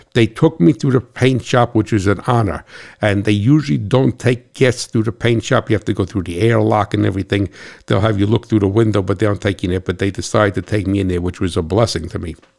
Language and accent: English; New Jersey, United States; I'm from New Jersey